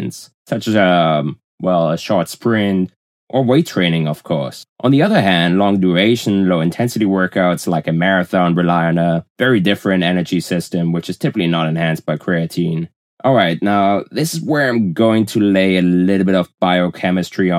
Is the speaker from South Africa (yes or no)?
no; Germany; accent: German; English is a second language; moved away; As you can probably tell from my accent, I'm originally from Germany